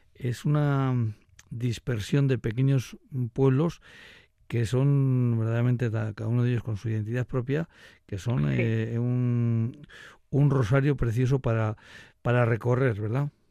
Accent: Laguardia, Basque Country, Spain; yo soy de Río soy de La Guardia

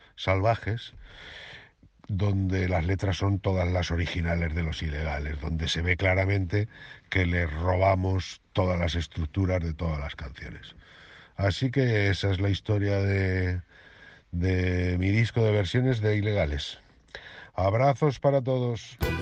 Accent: Cuenca, Castilla-La Mancha, Spain; lo castizo que, que soy, porque soy de Cuenca

